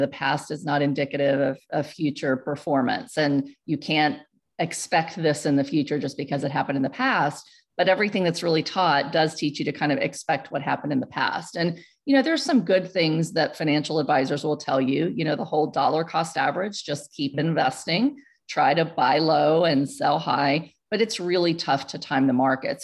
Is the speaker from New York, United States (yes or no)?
no; Houston, Texas, United States; moved away as an adult; also born or lived in central Pennsylvania; Where I grew up in Houston